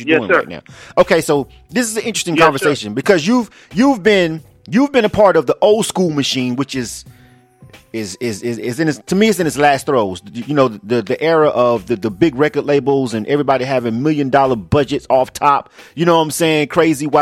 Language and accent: English; Florida, United States; I was born and raised in the South, right? But and so I used to get a lot of flack because I'm from Florida and I'm from the deep South